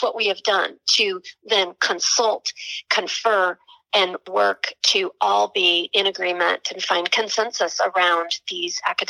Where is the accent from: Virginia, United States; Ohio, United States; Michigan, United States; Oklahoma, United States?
Oklahoma, United States; Tulsa; as a young person growing up in Tulsa, Oklahoma